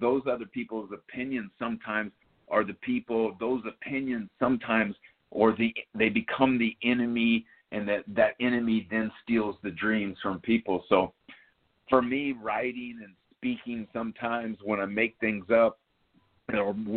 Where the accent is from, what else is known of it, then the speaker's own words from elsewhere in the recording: New York City, New York, United States; growing up in Yankee Stadium and having it as a playground